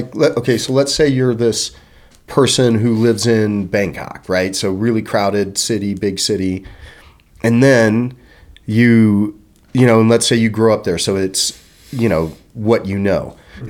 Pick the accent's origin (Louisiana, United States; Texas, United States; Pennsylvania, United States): Texas, United States; I'm from Texas, so I know that kind of accent a little better.